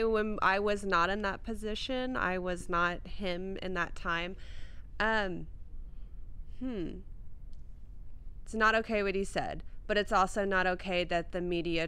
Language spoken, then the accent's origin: English; San Antonio, Texas, United States; also born or lived in New Orleans, Louisiana; I grew up in Stone Oak